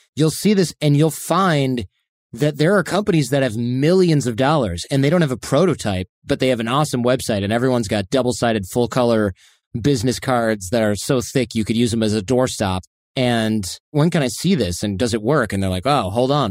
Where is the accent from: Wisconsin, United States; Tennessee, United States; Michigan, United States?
Michigan, United States; in the Midwest where I grew up in Michigan